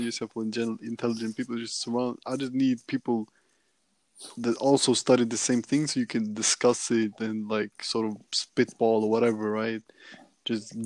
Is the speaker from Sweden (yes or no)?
yes; Sweden; I'm from Sweden and everything, but I understand English better than Swedish